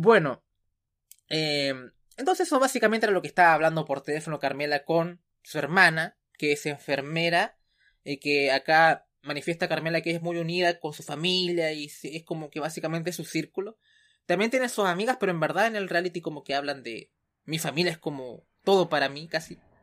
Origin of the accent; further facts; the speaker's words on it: Chile; como decimos acá en Chile